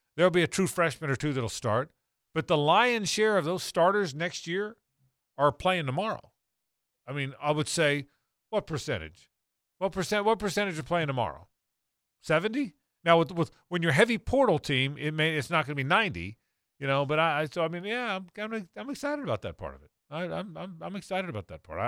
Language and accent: English; the South, United States; I'm a Southerner, but I'm, I'm an old one